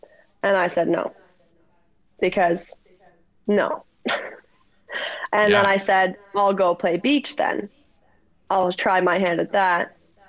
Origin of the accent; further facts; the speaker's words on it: Ontario, Canada; moved away; I'm from Ontario. I'm lucky enough to be here to train beach.